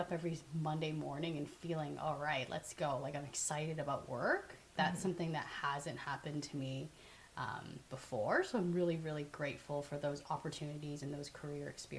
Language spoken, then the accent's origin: English; Markham, Ontario, Canada; also born or lived in Hong Kong; now in Toronto, Canada; I was born in Hong Kong, and my family immigrated to Canada when I was 7. So I live in Toronto right now. I grew up in Markham.